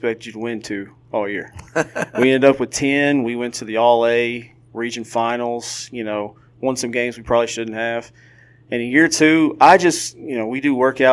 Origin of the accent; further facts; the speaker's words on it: Georgetown, Kentucky, United States; I grew up in Georgetown